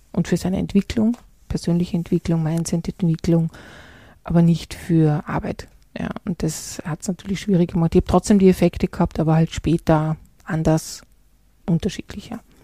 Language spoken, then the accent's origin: German; Salzburg, Austria; ich bin in der Stadt Salzburg groß geworden